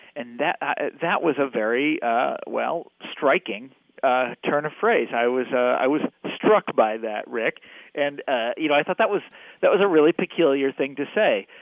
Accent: Kansas City, Missouri, United States; I grew up in Kansas City

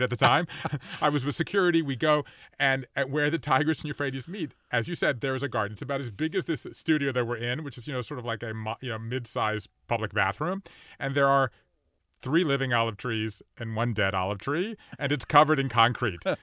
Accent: Savannah, Georgia, United States; I grew up in Savannah, Georgia

